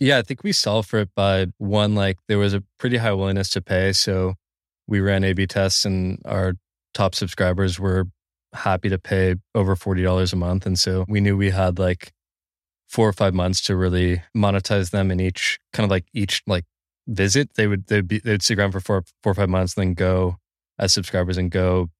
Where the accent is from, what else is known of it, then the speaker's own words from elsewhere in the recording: Bay Area, near Palo Alto, California, United States; I grew up in the Bay Area. I was five minutes from Palo Alto